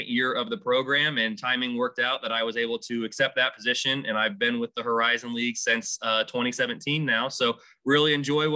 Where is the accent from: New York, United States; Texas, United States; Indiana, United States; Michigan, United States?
Indiana, United States; Indianapolis; I'm originally from Indianapolis